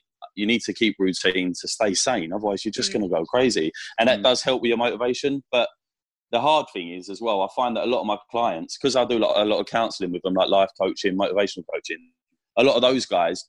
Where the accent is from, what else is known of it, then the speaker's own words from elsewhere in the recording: South East England, United Kingdom; accent: London Essex; Yeah, I'm from Kent, but most people think I sound like I'm from Essex. I think it's the London side of me, like. So it's just a little bit London Essex kind of thing.